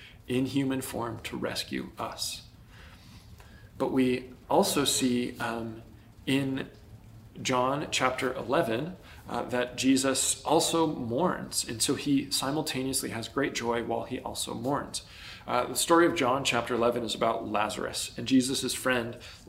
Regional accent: United States; we as American Christians

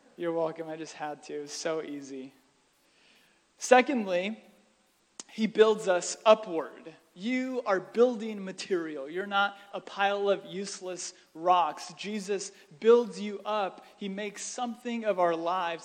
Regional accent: United States; as American Christians

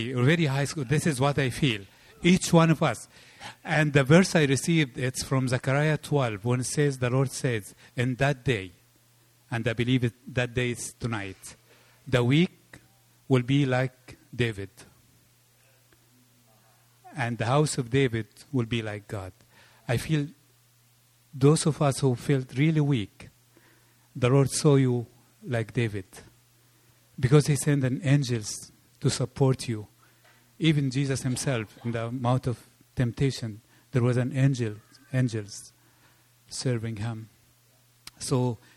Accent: Egypt; moved away; I come from Egypt

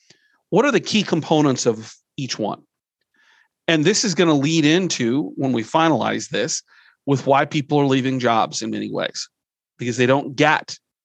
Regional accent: Nebraska, United States; I'm from Nebraska, live in Nebraska

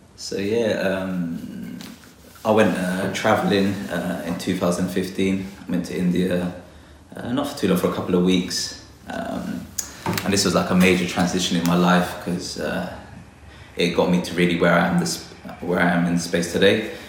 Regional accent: London, United Kingdom; I was born and raised in London

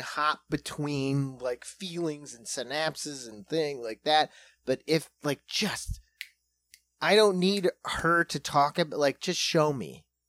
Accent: South Dakota, United States; we're from South Dakota

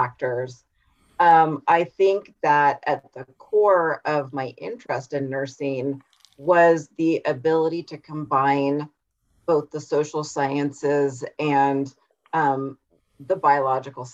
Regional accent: Humboldt County, California, United States; So I am from Humboldt County in California, which is the very, it's the northernmost coastal county in California. So it was very rural.

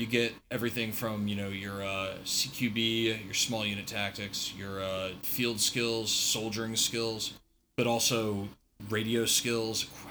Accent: Northern Virginia, United States; I grew up in Northern Virginia

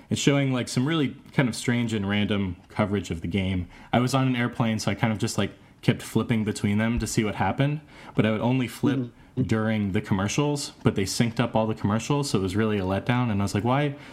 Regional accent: Ohio, United States; I'm from Ohio. I'm from a small town that you know has a rich uh, and you know uh, a rich and controversial history with with uh, high school football, and you know almost all of the kids in my class went to Ohio State.

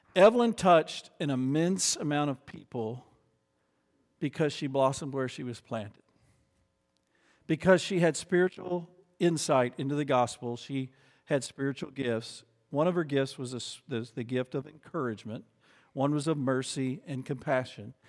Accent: United States; as an American

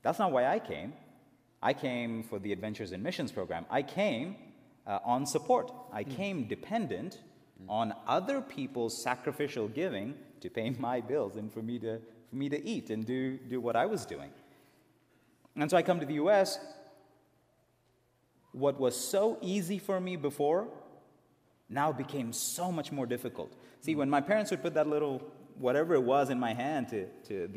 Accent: India; moved away; I was born and raised in India

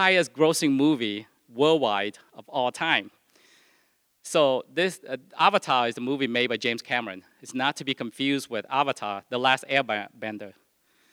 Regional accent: Vietnam; moved away; I was born in Vietnam.

